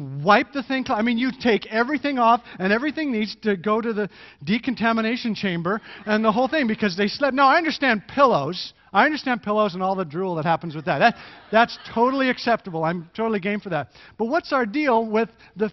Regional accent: Canada; moved away; I am Canadian

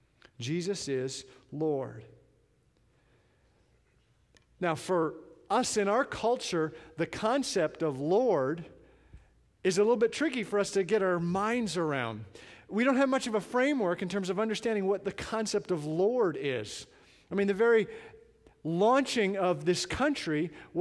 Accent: Canada; now in United States; I'm from Canada

